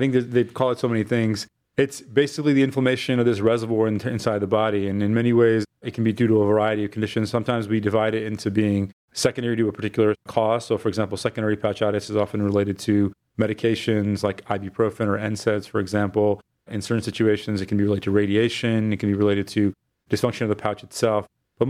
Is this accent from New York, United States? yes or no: no; Fort Wayne, Indiana, United States; moved away as an adult; also born or lived in Michigan / Boston, Massachusetts; now in Cleveland, United States; I'm originally from Fort Wayne, Indiana, but I lived and did my early undergraduate and career at University of Michigan.